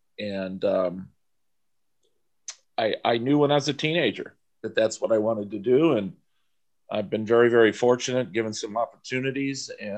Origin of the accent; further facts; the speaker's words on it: San Diego, California, United States; I grew up in San Diego. In the summer times, we'd go out to Del Mar.